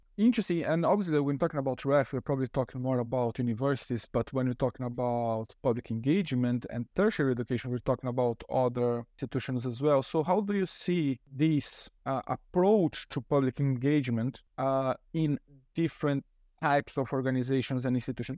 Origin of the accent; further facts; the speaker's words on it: Brazil; moved away; I'm originally from Brazil